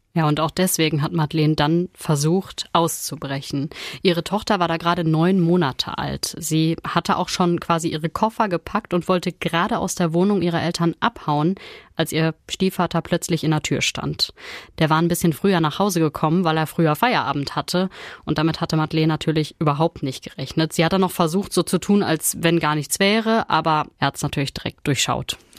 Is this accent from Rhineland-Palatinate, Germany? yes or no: no; Ruhr area, North Rhine-Westphalia, Germany; war aber schon länger hier bei uns im Ruhrgebiet